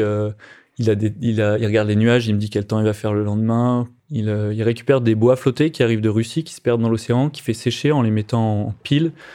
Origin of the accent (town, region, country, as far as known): France